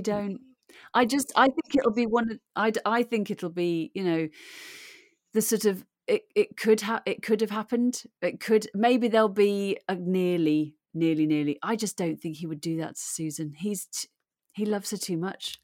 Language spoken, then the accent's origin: English; Birmingham, West Midlands, United Kingdom; accent: Brummy; moved away; also born or lived in Aberdeen / Newcastle / Cardiff; I was born in Aberdeen and brought up in Birmingham